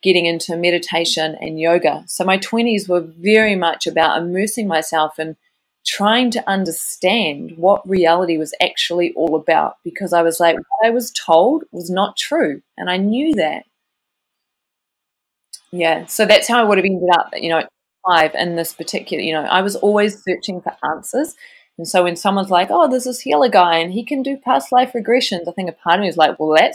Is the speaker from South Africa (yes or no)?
no; New Zealand; I grew up in New Zealand